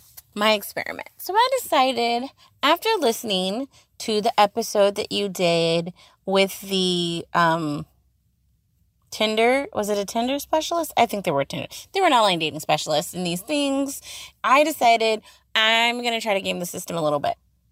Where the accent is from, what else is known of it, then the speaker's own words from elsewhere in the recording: Puerto Rico; Okay, so, you know, I'm Puerto Rican and I'm African American. And I always put that I'm mixed.